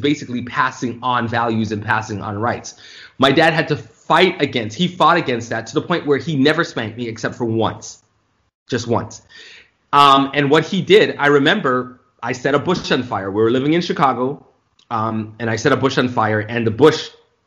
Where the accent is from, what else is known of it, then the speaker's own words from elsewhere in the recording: Toronto, Ontario, Canada; moved away as an adult; also born or lived in Florida; I was born and raised in Toronto, Canada.